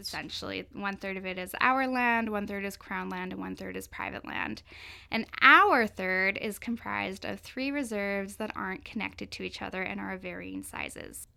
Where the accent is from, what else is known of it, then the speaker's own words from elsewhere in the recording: Cowichan Valley, British Columbia, Canada; now in Victoria, Canada; I'm from the Lykes and First Nation, which is located in the Cowichan Valley in the Gulf Islands